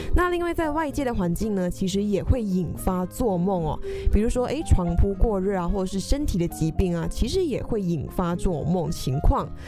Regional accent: Malaysia; now in Taiwan; 跟我们马来西亚人也是会在，诶，台湾很常会想要吃的食物

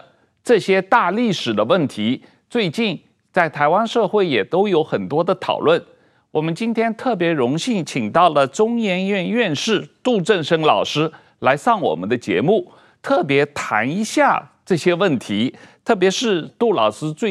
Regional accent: China; moved away; 我个人是在中国长大的

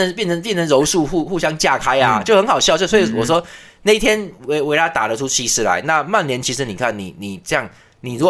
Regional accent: Taiwan; 我们台湾人

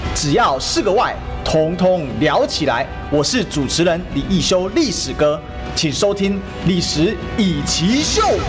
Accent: Kaohsiung, Taiwan; 我是高雄人

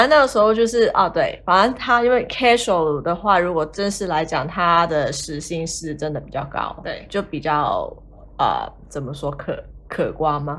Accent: Hong Kong; moved away as an adult; now in Australia; 我是来自香港，然后目前在澳洲打工度假

